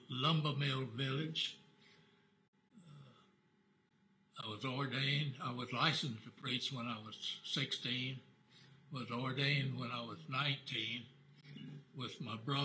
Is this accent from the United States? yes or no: yes; South Carolina, United States; I was born in South Carolina.